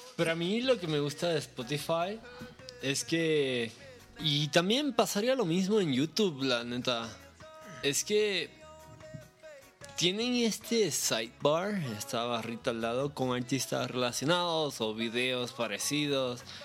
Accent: Puerto Rico; yo soy de Puerto Rico, que es una isla muy pequeña

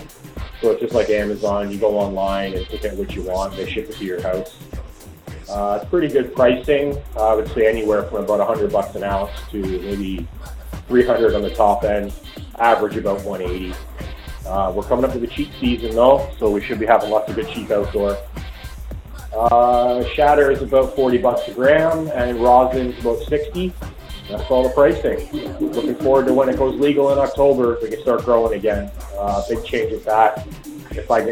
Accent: Cambridge, Ontario, Canada; I'm from Cambridge, Ontario, Canada

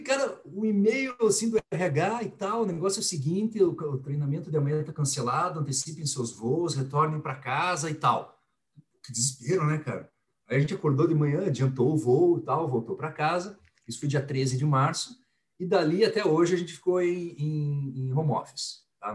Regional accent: Curitiba, Paraná, Brazil; eu sou nascido e criado em Curitiba, então sou curitibano, paranaense.

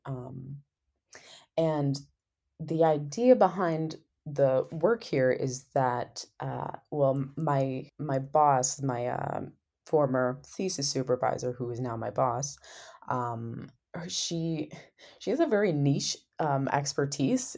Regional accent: Sequim, Washington, United States; moved away as an adult; my hometown, Squim

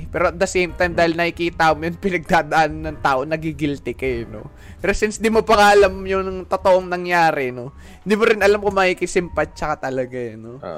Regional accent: Texas, United States; Taga Texas po ako dito, no?

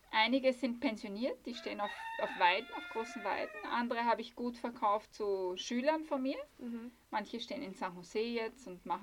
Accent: Austria; moved away as an adult; now in Costa Rica; ich bin von Österreich und bin hierher ausgewandert mit meiner Familie.

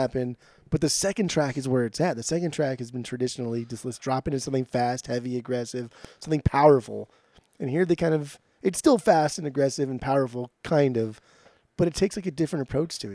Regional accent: Southern California, United States; also born or lived in Portland; growing up in Southern California

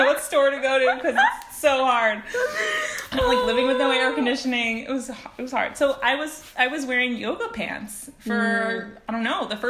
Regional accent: United States; moved away as an adult; now in Spain; I'm still American

